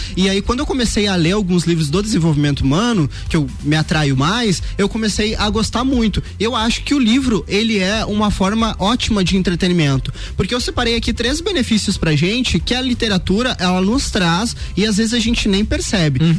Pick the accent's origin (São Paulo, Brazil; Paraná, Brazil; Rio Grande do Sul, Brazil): Rio Grande do Sul, Brazil; metropolitan region near Porto Alegre; moved away as an adult; eu vim do Rio Grande do Sul aqui e faz quatro anos